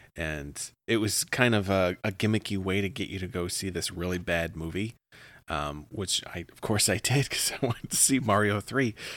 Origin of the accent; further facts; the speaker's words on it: Midwest, United States; accent: Midwestern; sometimes I say it, like, really Midwestern.